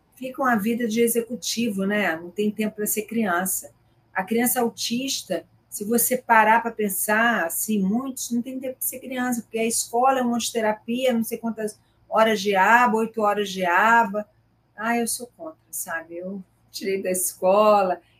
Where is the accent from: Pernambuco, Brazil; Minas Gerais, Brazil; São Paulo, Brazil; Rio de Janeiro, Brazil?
Rio de Janeiro, Brazil; interior of Rio de Janeiro state, Brazil; now in Rio de Janeiro, Brazil; minha família é do interior, eu sou do interior do estado do Rio